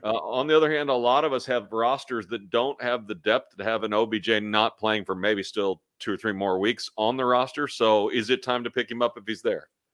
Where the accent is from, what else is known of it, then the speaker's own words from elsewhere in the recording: Kansas City, Missouri, United States; I'm from Kansas City.